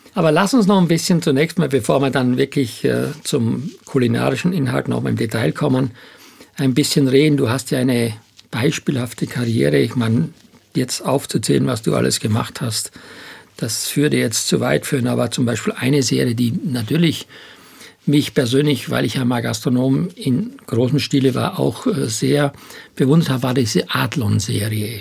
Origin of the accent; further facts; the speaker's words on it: Styria, Austria; moved away as an adult; also born or lived in Hamburg; ich komme ja aus der Steiermark